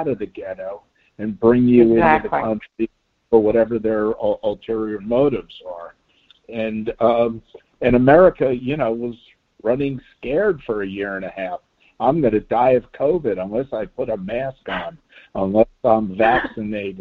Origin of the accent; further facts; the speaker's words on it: Miami Beach, Florida, United States; growing up on Miami Beach